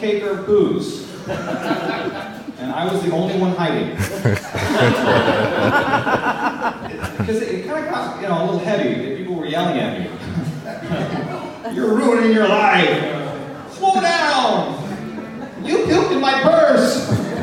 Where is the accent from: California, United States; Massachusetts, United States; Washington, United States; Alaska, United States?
Washington, United States; Tacoma; Glad to be here in my hometown with my people